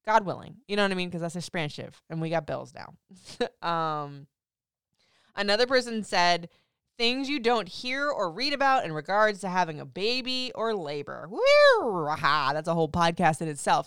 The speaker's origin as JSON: {"language": "English", "region": "Florida", "country": "United States", "tie": "born or raised there", "said": "I grew up in Florida"}